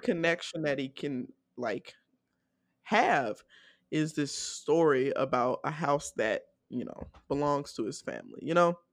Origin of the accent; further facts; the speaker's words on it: Decatur, Georgia, United States; I'm from Decatur